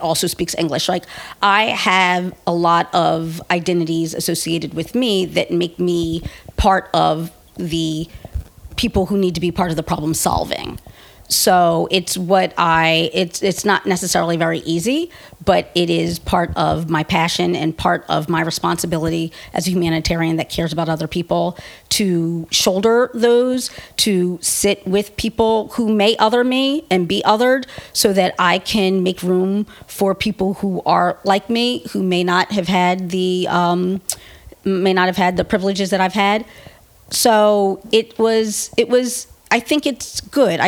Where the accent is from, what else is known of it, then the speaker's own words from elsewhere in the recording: United States; me being female and me being black American are just so integral to who I am